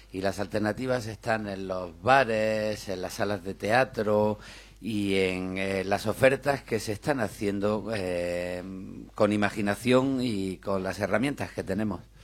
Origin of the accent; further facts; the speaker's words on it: Granada, Andalusia, Spain; Yo soy de Granada, como Miguel